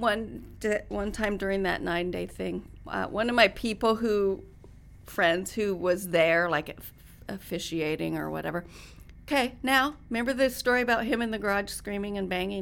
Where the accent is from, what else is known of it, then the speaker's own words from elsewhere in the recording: Reno, Nevada, United States; moved away as an adult; also born or lived in Washington / New Mexico / New York City; I grew up in Reno, so we had horses and motorcycle